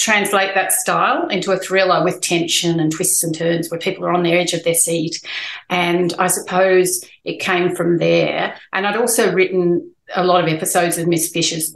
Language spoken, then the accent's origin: English; Newcastle, New South Wales, Australia; I grew up in Newcastle